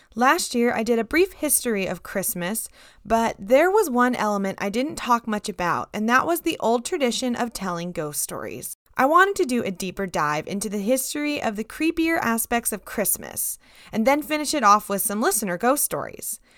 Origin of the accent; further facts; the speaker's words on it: United States; Growing up in America